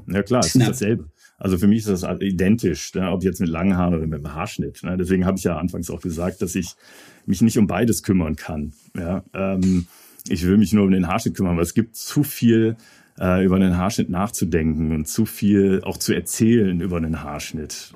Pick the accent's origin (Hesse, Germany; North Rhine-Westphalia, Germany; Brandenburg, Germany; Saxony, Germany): North Rhine-Westphalia, Germany; Hahn near Düsseldorf; moved away as an adult; also born or lived in London / Hamburg; ich will jetzt nicht wieder dahin zurück, wo ich herkomme. Ne? So Hahn mhm. bei Düsseldorf